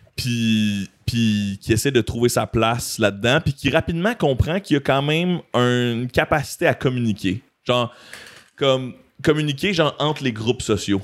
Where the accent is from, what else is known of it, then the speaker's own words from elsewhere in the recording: Montreal, Quebec, Canada; En tant que fier Montréalais